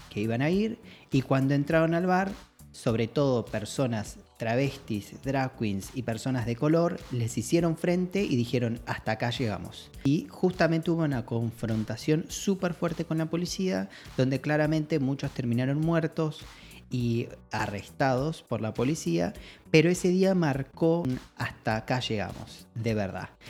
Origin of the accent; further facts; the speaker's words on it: Río Negro, Argentina; now in Buenos Aires, Argentina; soy de Río Negro, de un pueblo chiquito de Río Negro, que en realidad es una ciudad, pero bueno, es mentalidad de pueblo. Entonces no me pude amigar con la idea de que era gay hasta que me mudé a Buenos Aires.